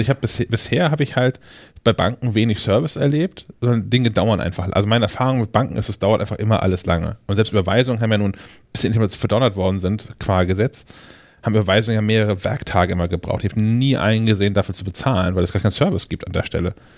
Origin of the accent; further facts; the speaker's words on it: Kiel, Schleswig-Holstein, Germany; für uns hier als, als Kieler